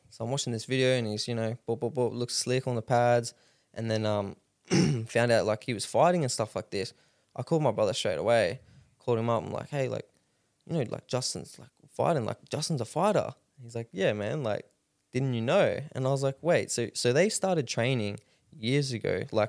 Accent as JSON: {"language": "English", "town": "Rockhampton", "region": "Queensland", "country": "Australia", "tie": "born or raised there", "said": "Yeah, born and raised here in Rocky."}